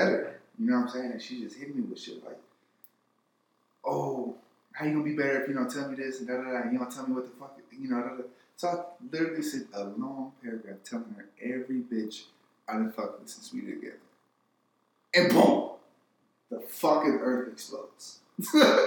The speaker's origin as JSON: {"language": "English", "region": "California", "country": "United States", "said": "I'm from California"}